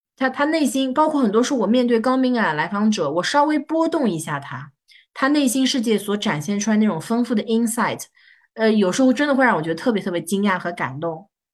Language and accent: Chinese; Shanghai, China; 我是上海人